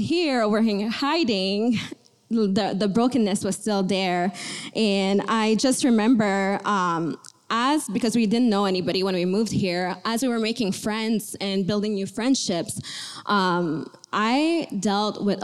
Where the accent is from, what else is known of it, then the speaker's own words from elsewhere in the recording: Montreal, Quebec, Canada; I was born and raised in Montreal, Canada.